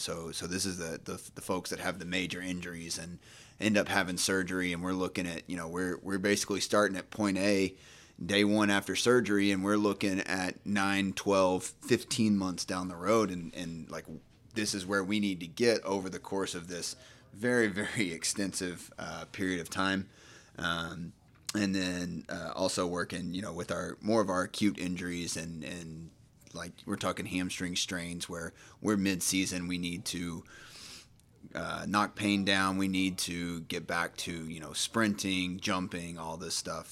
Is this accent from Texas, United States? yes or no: yes; Nacogdoches, Texas, United States; moved away as an adult; also born or lived in Dallas, Texas / Houston, Texas; now in Charlotte, United States; originally, I'm from Nacogdoches, Texas, small town in, in East Texas.